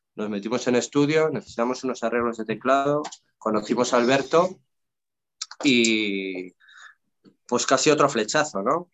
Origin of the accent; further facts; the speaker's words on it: León, Castile and León, Spain; also born or lived in England; now in Barcelona, Spain; vivía en mi tierra, ¿no? En León